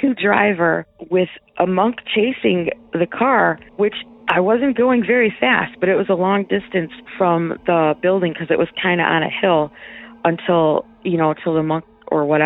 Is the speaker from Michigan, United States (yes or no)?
yes; Michigan, United States; I'm from Michigan